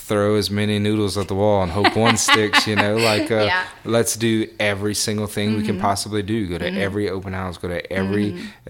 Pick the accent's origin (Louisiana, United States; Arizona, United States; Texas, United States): Louisiana, United States; Church Point; I'm from Churchport, Louisiana